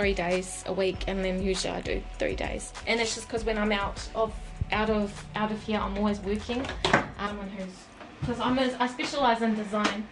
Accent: Rotorua, Bay of Plenty, New Zealand; also born or lived in Manutuke, Gisborne, New Zealand; I've lived here in Rotorua all my life

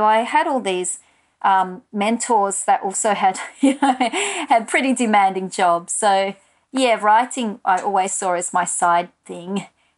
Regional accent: Australia; So that was part and parcel of being an Australian writer, not even necessarily an immigrant writer or a writer of colour.

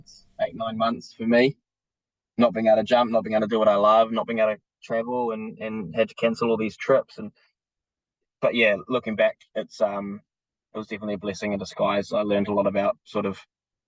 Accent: New Zealand; being just a Kiwi bloke who loves the outdoors

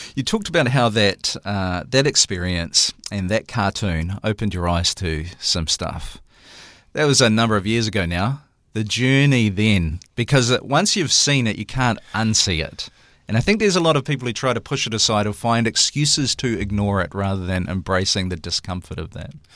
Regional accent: Waikato, New Zealand; I'm from the Waikato

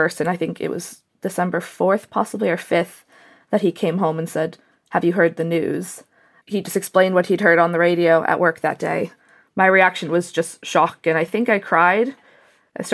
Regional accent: Maryland, United States; moved away as an adult; now in Gwynedd, United Kingdom; I'm from Maryland in the United States of America, and I live in North Wales at the moment, in Gwynedd.

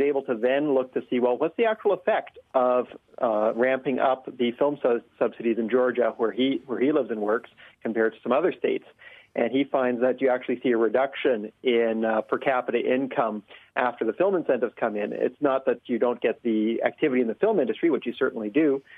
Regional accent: New Zealand; a New Zealander

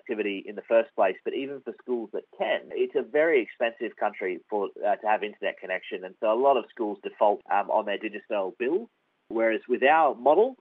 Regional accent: Australia; everything that I had growing up in Australia

